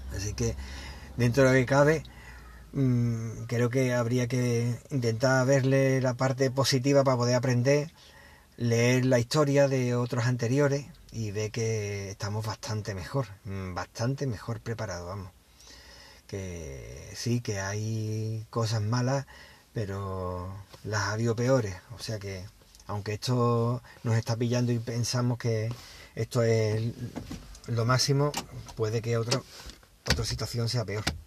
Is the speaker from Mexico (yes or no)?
no; Spain; cómo somos los españoles